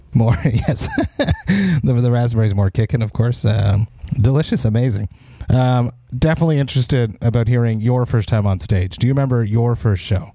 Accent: Montreal, Quebec, Canada; I'm from Montreal

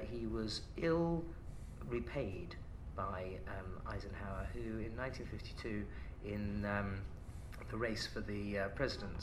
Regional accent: United Kingdom; I'm a British patriot

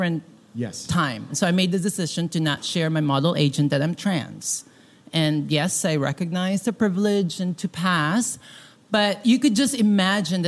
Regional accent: Philippines; moved away; I grew up in the Philippines

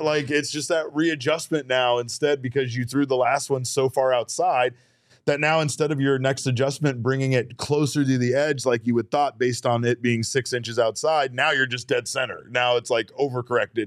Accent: Arizona, United States; we live in Arizona

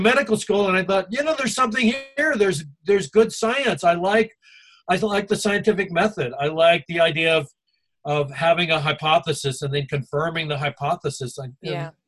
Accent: North Carolina, United States; also born or lived in Alabama; the area I came from in, you know, North Carolina, and then before that, Alabama

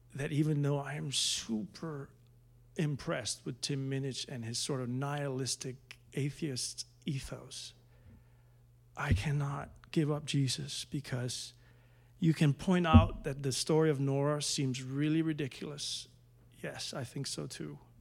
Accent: Denmark; moved away

